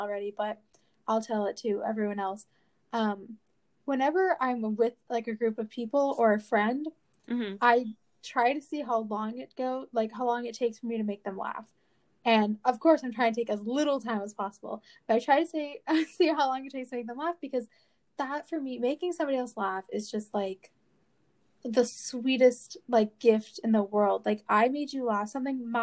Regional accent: Florida, United States; I am from Florida

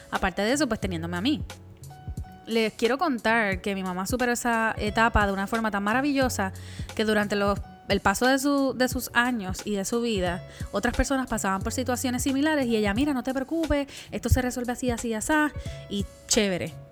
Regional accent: Puerto Rico; yo soy la boricua fuera de la isla.

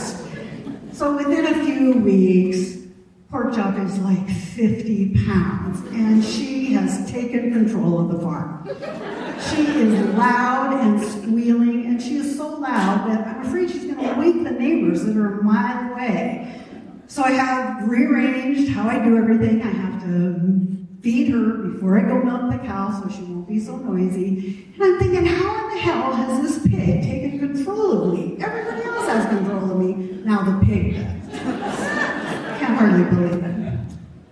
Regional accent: Missoula, Montana, United States; also born or lived in Virginia / Alberton, Montana; I moved from Virginia to Missoula when I was 5

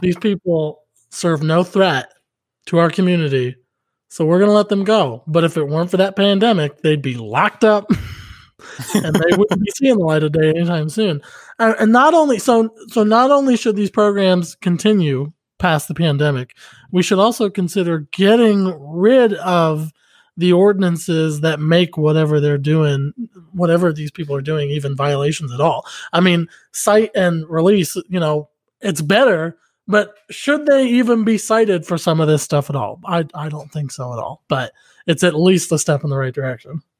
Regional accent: outside Pittsburgh, Pennsylvania, United States; moved away; also born or lived in Oklahoma City; my hometown back in Pennsylvania, outside Pittsburgh, it's still a dry town

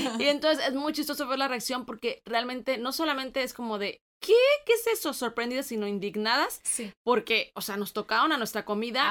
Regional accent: Guanajuato, Mexico; moved away as an adult; now in United States; somos nosotros de Guanajuato

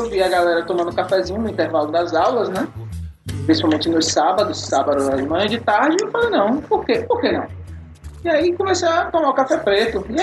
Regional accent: Paripiranga, Bahia, Brazil; now in Salvador, Brazil; Eu vim de Paripiranga pra contar. É, vim de Paripiranga pra contar essa história.

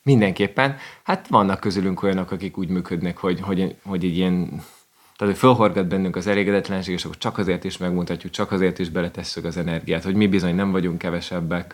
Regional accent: Hungary; first language Hungarian; én, mint magyar

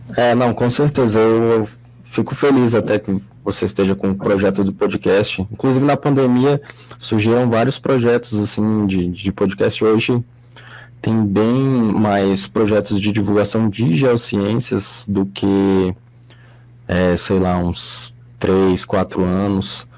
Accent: Brasília, Federal District, Brazil; eu sou aqui de, de Brasília

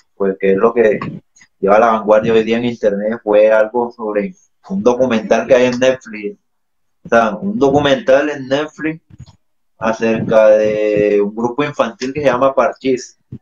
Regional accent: Barranco de Loba, Bolívar, Colombia; moved away; de mi pueblo que es Barranco

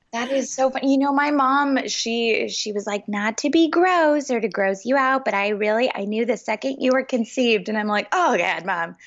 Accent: Los Angeles, California, United States; now in Nashville, United States; I grew up in Los Angeles. I was born and raised there.

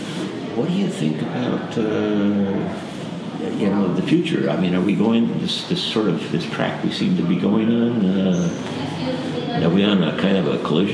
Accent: Texas, United States; you know, you got Texas, and I know how Texas thinks about Texas, and but at the same time, as a Texan

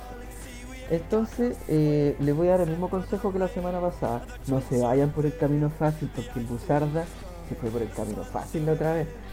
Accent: Maipú, Santiago Metropolitan Region, Chile; somos de Maipú

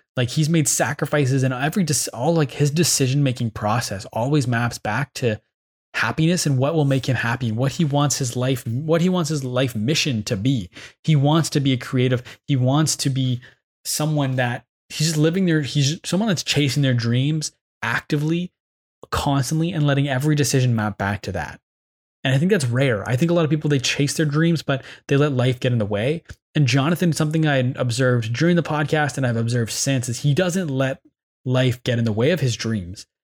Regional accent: Ottawa, Ontario, Canada; I'm from Canada. I'm from Ottawa

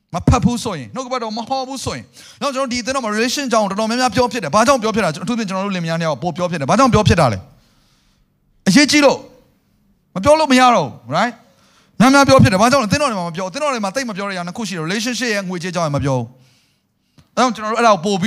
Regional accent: Myanmar

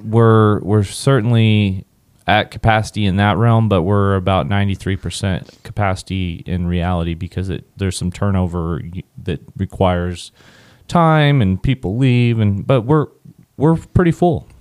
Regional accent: Southwest Kansas, United States; growing up in Southwest Kansas, field parties, drinking, weekends

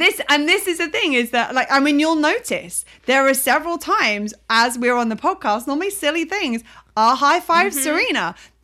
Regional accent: United Kingdom; my American friends think I'm so British, and I hear myself when speaking to my British people

